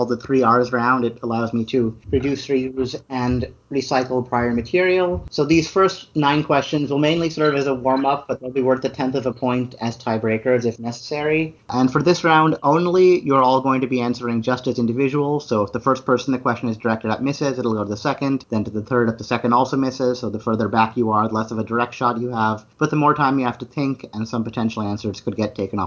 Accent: Illinois, United States; born or raised there

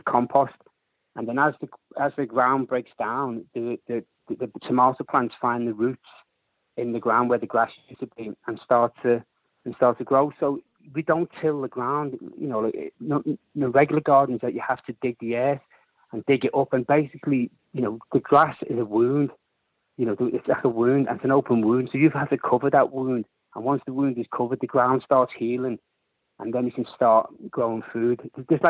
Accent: Liverpool, North West England, United Kingdom; I'm a Scally from Liverpool

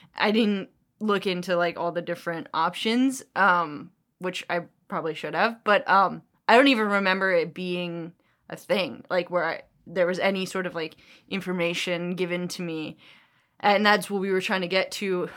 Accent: New York, United States; also born or lived in New Jersey; we're from New York. and New Jersey

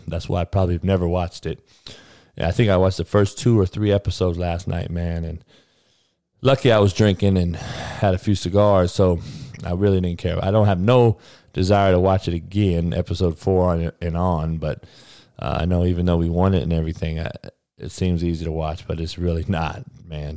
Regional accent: Compton, California, United States; I'm from Compton. Grew up with all brothers

